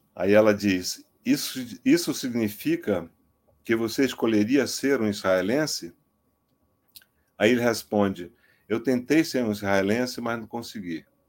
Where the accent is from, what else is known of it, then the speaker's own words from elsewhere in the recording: Amazonas, Brazil; eu sou amazonense, eu conheço esses estereótipos desde a minha infância